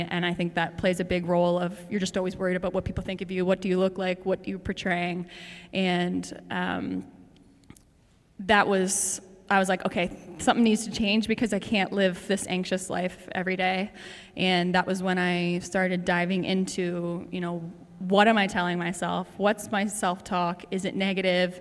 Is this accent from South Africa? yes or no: no; Prince Edward Island, Canada; moved away as an adult; now in Toronto, Canada; I'm from Prince Edward Island, and I moved to Toronto when I was 19, which was 10 years ago